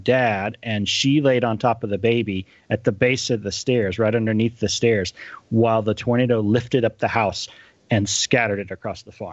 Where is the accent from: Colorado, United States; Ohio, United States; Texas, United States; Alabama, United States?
Texas, United States; North Texas and West; also born or lived in College Station, Texas; I grew up in North Texas and West Texas before we moved down to the College Station area.